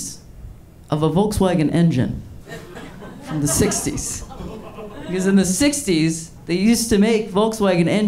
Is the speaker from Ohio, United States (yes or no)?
yes; Ohio, United States; moved away as an adult; now in Los Angeles, United States; I come from truck nuts country, though. I'm from Ohio